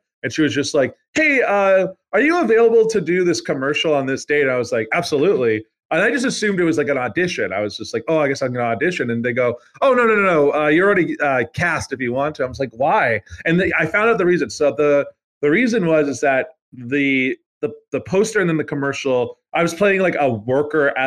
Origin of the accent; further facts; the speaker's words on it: Canada; as a Canadian, I'm not saying my family's history is good